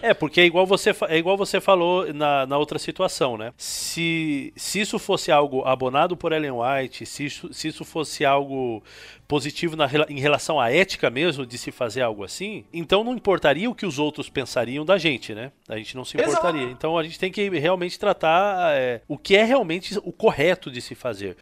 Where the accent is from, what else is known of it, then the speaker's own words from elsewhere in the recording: interior of São Paulo, Brazil; eu sou um adventista tradicional, criado no interior de São Paulo